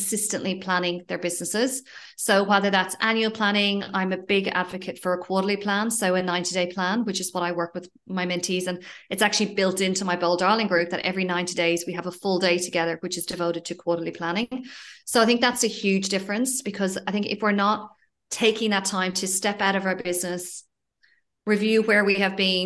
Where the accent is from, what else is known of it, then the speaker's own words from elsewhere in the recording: Ireland; moved away as an adult; also born or lived in Australia; now in Spain; I'm originally from Ireland and moved to Australia 14 years ago